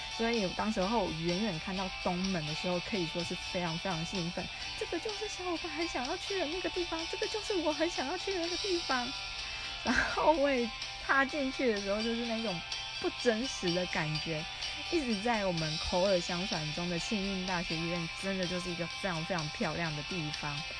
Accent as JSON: {"language": "Chinese", "country": "Taiwan", "said": "我来自于台湾"}